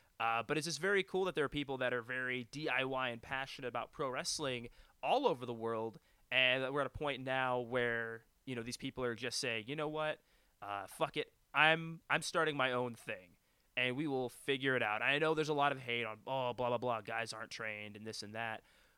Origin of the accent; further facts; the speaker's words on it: Western Canada, Canada; and then being Canadian on top of that, there's obviously, you know, coming across the border to come to the States and wrestle